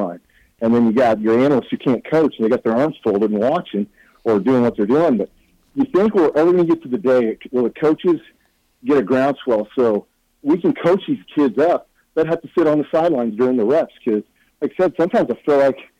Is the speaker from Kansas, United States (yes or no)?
yes; El Dorado, Kansas, United States; also born or lived in Omaha, Nebraska; now in Kansas City, United States; grew up in El Dorado, Kansas